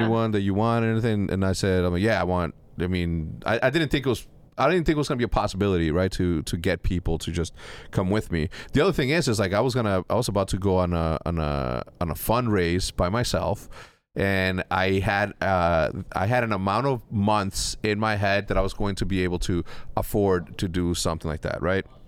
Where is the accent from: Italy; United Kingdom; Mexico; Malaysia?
Mexico; I'm from Mexico